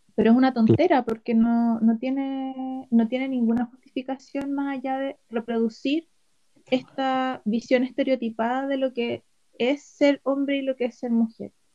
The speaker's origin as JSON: {"language": "Spanish", "town": "Chillán", "region": "Ñuble", "country": "Chile", "said": "soy de Chillán"}